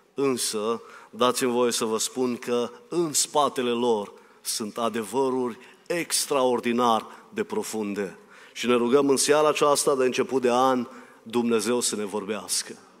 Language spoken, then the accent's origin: Romanian; Romania; eu sunt român